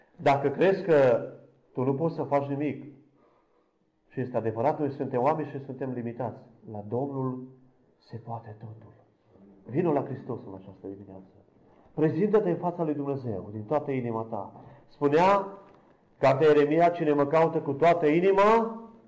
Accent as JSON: {"language": "Romanian", "town": "Câmpia Turzii", "region": "Cluj County", "country": "Romania", "said": "sunt din Câmpia Turzii, slujitor în Biserica Betania"}